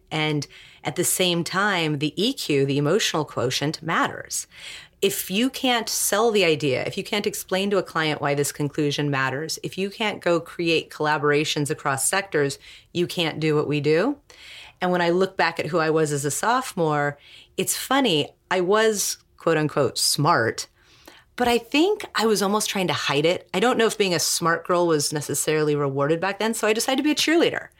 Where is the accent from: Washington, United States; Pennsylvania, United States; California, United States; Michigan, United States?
Washington, United States; Seattle; I was raised in Seattle, which is a very, like, passive-aggressive, humble type of place